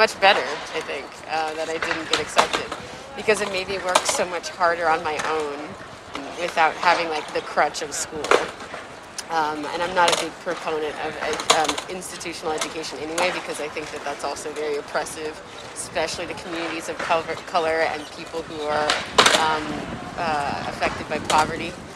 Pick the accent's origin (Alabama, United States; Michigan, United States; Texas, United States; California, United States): California, United States; Oakland; now in New York, United States; I grew up in Oakland, California. Growing up in Oakland was a very, you grew up fast experience